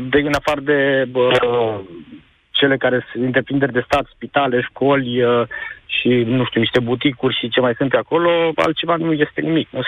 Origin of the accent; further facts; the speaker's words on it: Hunedoara County, Romania; Păi să eu chiar, chiar sunt din Valea Jiului și chiar am lucrat la una dintre minele din Valea Jiului, mai exact la mina Lupeni.